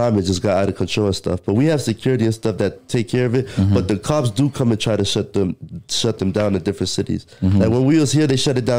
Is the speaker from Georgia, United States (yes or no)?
no; Florida, United States; I'm from Florida.